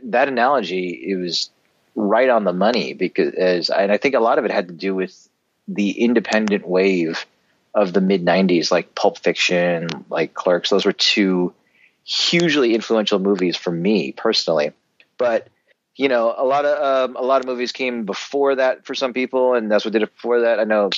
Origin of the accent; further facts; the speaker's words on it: Minneapolis, Minnesota, United States; I grew up in Minneapolis, and that's actually where I am at the moment as we speak, coincidentally. But I grew up in Minneapolis.